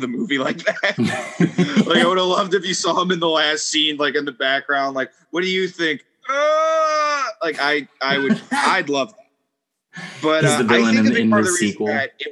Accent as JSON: {"language": "English", "region": "New York", "country": "United States", "tie": "born or raised there", "said": "growing up in New York"}